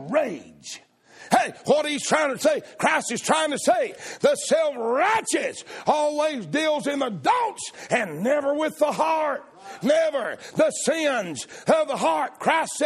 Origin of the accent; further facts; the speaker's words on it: the South, United States; I'm a Southerner